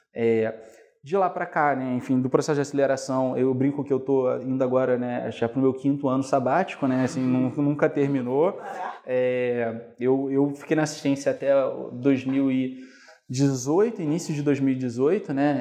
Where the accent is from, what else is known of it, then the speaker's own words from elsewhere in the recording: Niterói, Rio de Janeiro, Brazil; eu sou de Niterói originalmente, né? Fui como um bom niteroense estudar na UF